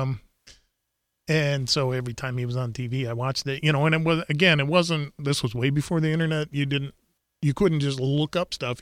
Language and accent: English; South Dakota, United States; growing up in South Dakota